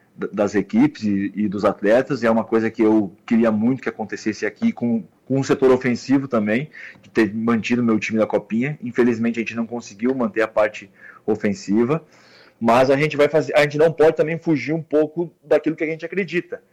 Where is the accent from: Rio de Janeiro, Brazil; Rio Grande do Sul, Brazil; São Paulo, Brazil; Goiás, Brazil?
Rio Grande do Sul, Brazil; Caxias do Sul; Eu sou natural de Caxias do Sul